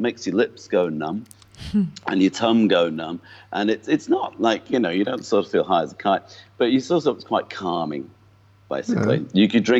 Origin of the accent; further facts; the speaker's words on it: North West England, United Kingdom; accent: mongrel accent; It's a bit of a mongrel accent by now, but it's, I was from just north of Liverpool.